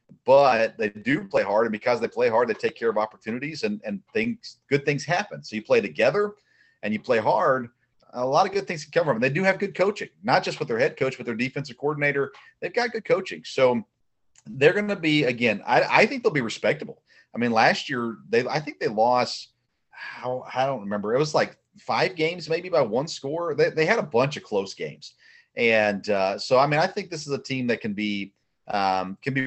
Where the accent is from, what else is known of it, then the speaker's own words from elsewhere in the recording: Tennessee, United States; also born or lived in Kentucky; I grew up in Tennessee.